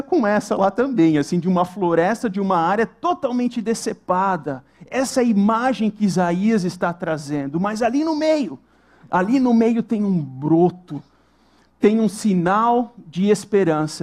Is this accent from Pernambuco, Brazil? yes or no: no; Santa Catarina, Brazil; moved away; nós morávamos em Santa Catarina, nós somos de Santa Catarina